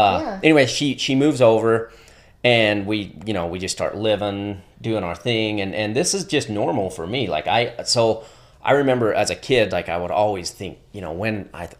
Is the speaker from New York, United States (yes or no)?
no; Sandy, Utah, United States; born there; So, yeah, I was born up in Sandy, Utah.